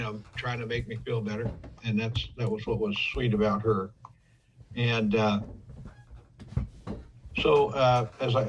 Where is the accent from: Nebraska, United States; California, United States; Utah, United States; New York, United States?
California, United States; Oakland; I was born in Oak Knoll Hospital in Oakland, California